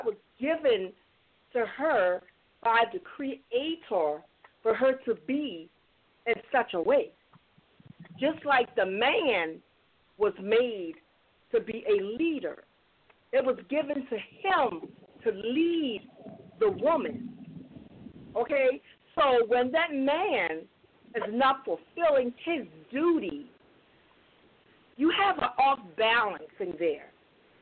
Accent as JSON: {"language": "English", "town": "Charleston", "region": "South Carolina", "country": "United States", "said": "I'm from Charleston. I'm from Charleston, South Carolina"}